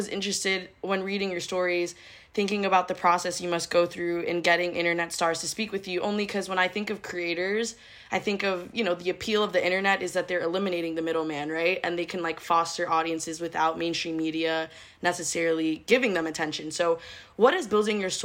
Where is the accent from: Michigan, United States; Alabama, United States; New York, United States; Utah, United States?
New York, United States; moved away; I'm like originally from New York